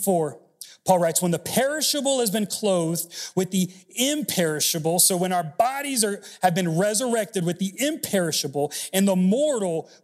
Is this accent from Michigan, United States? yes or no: no; Miami, Florida, United States; moved away; also born or lived in Texas State University; I grew up in Miami, and so my Cuban rolls like this.